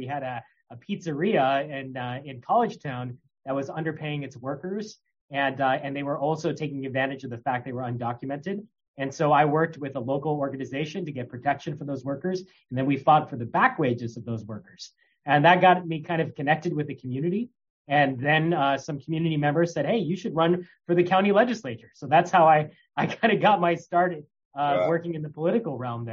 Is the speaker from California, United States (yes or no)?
yes; California, United States; moved away as an adult; also born or lived in Ithaca, New York; I grew up in California